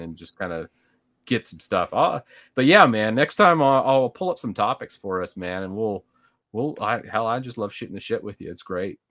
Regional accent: Midwest, United States; moved away as an adult; now in Dallas-Fort Worth, United States; I actually grew up in the Midwest

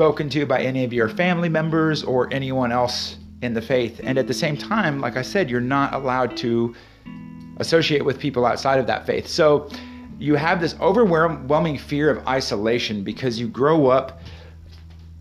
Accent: Kearney, Nebraska, United States; I was born in Kearney, Nebraska in 1982

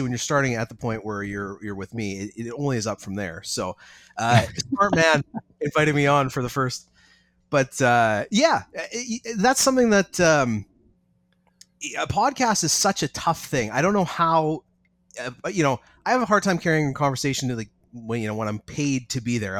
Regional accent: British Columbia, Canada; I'm a mechanic from Canada, Northern Canada, BC

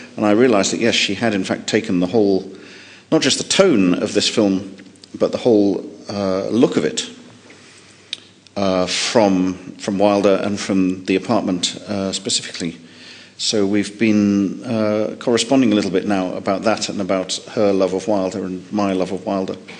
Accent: United Kingdom; as a Brit

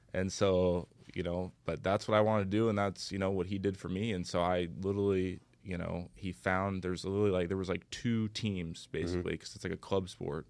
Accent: Bellevue, Washington, United States; moved away; also born or lived in San Jose; I grew up in Bellevue, Washington, which is about I don't know, 20 minutes, let's say, from Seattle.

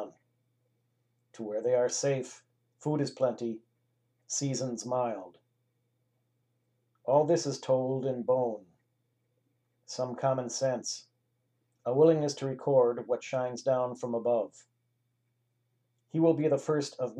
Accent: Milwaukee, Wisconsin, United States; was born and raised in Milwaukee, Wisconsin

